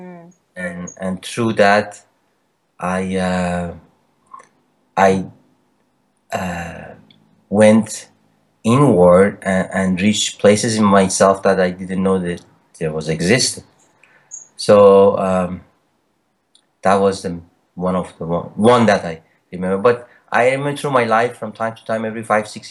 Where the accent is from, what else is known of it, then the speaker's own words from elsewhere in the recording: Iran; moved away as an adult; also born or lived in Canada; I was born in Iran and lived there for a while and moved to Canada when I was 20